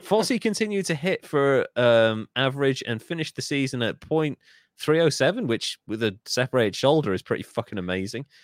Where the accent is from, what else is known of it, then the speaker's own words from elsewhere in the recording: Wales, United Kingdom; I'm Welsh